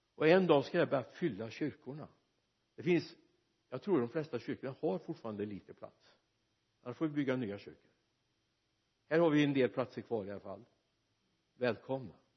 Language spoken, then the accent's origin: Swedish; Mariestad, Västra Götaland, Sweden; Min hemstad Mariestad